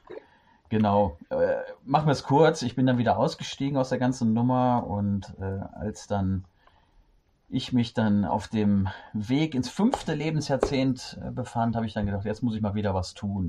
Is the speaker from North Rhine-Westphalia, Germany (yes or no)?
yes; Düsseldorf, North Rhine-Westphalia, Germany; now in Cologne, Germany; gebürtiger Düsseldorfer